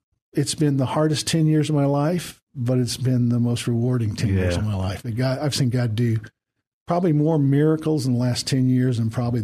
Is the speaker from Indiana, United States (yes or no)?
yes; Indiana, United States; moved away as an adult; also born or lived in Alabama; now in San Antonio, United States; I'm originally from Indiana